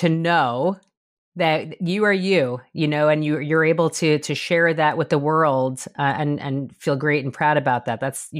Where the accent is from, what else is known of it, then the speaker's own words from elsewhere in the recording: New York, United States; I'm from New York